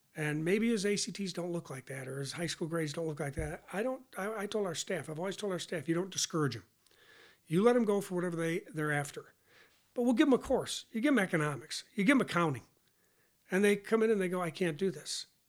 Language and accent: English; Hornell, New York, United States; moved away as an adult; now in Lexington, Kentucky, United States; south of Rochester, small town, south of Rochester, Hornell, New York